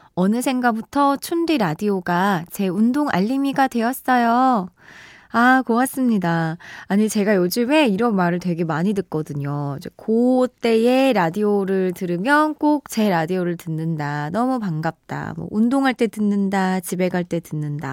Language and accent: Korean; Chungju, North Chungcheong, South Korea; 제가 충주 사람인데